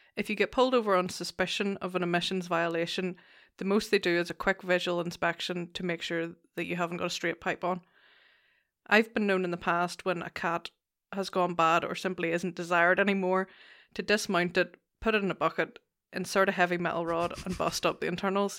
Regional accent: Lisburn, Northern Ireland, United Kingdom; also born or lived in England; Originally Lisburn.

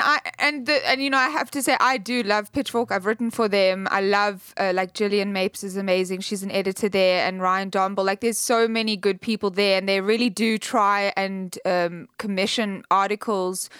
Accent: South Africa; I'm South African

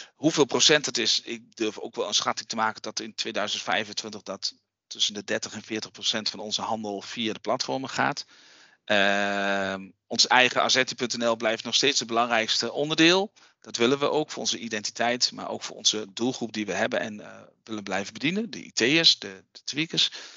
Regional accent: Raalte, Overijssel, Netherlands; accent: eastern Dutch; wij zitten hier in Raalte, dat is het oosten van Nederland. Heb je misschien wel gehoord aan mijn accent, een beetje.

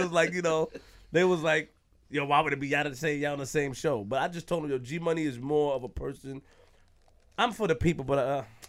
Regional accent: New York City, New York, United States; I'm from Queens.

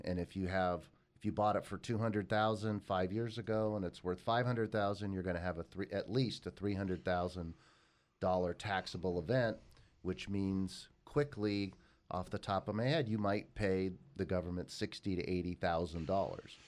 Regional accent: Los Angeles, California, United States; that is where I grew up

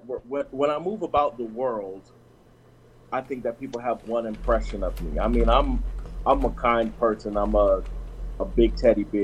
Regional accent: New York, United States; I'm a Marine, I'm a Jamaican from New York. So you got a giant Jamaican Marine from New York in front of you.

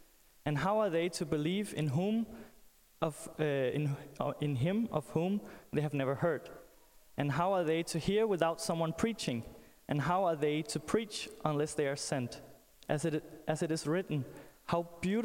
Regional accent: Denmark; I'm from Denmark

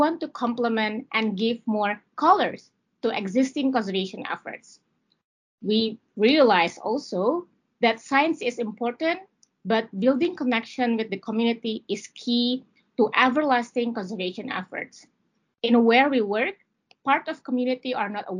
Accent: Central Sulawesi, Indonesia; I'm from Sulawesi and I spent my childhood in the forest, basically in Lore Lindu National Park.

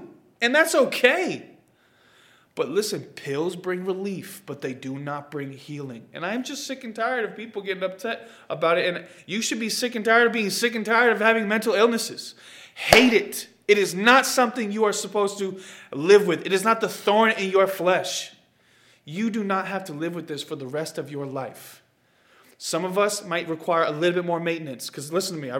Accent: Boston, Massachusetts, United States; also born or lived in Oklahoma / Florida; I'm speaking as a Bostonian

